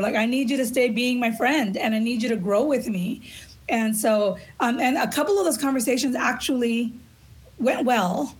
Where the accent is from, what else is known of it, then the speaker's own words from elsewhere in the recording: Los Angeles, California, United States; I grew up in East LA on a regular city urban block.